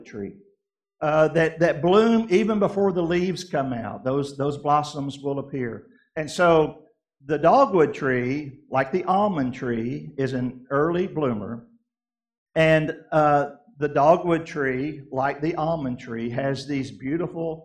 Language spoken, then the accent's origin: English; Kentucky, United States; also born or lived in Southeast United States; I grew up in Kentucky and lived in the Southeast a big part of my life.